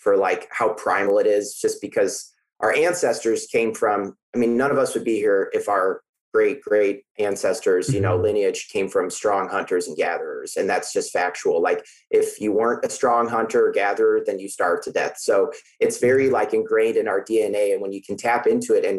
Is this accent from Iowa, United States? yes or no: yes; Iowa, United States; now in Troy, Missouri, United States; I'm initially from Iowa.